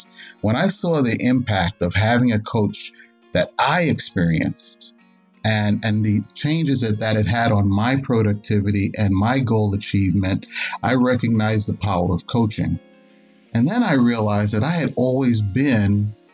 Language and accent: English; New York City, New York, United States; now in Dallas-Fort Worth, United States; Originally, I'm from New York City. I grew up in the city, and my wife and I currently live in the DFW, Dallas-Fort Worth area.